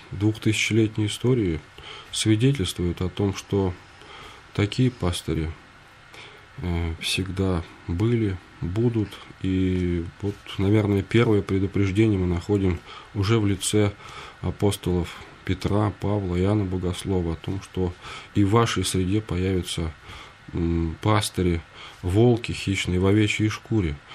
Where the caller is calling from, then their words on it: Pskov Oblast, Russia; я из Псковской области, верующий ….